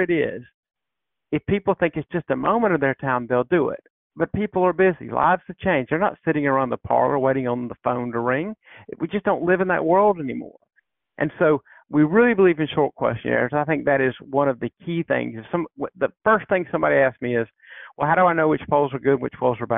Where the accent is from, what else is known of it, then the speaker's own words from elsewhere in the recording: South Carolina, United States; I grew up in South Carolina.